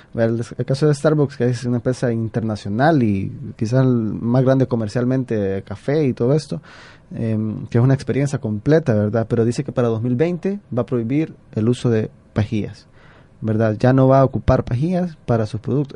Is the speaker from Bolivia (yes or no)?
no; El Salvador; como nosotros, como salvadoreños